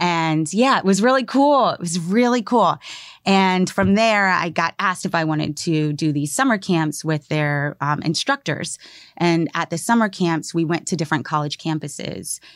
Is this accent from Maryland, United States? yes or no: yes; Maryland, United States; moved away; I grew up in Maryland